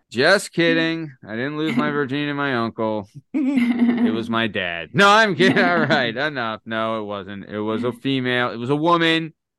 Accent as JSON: {"language": "English", "town": "Lansdale", "region": "Pennsylvania", "country": "United States", "lives_now": "Montgomeryville, United States", "said": "I'm from Lansdale also."}